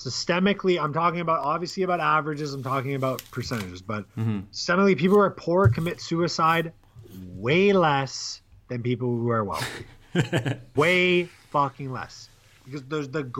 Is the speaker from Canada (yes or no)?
yes; Canada; I would say I'm Canadian, but I don't think I grew up on American culture.